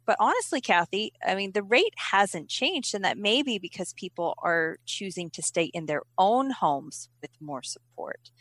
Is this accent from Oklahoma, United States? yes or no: yes; Oklahoma, United States; also born or lived in Texas; now in California, United States; I'm actually from Oklahoma